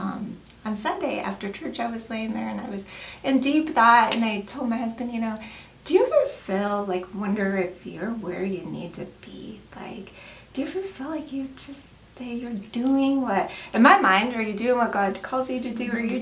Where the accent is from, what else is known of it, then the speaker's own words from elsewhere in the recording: Colorado, United States; now in Wyoming, United States; I'm originally from Colorado